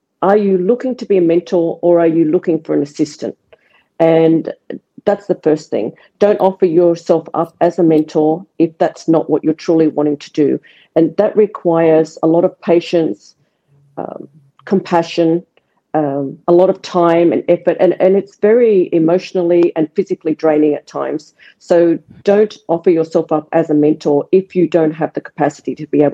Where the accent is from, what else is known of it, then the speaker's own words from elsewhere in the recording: Australia; I'm Australian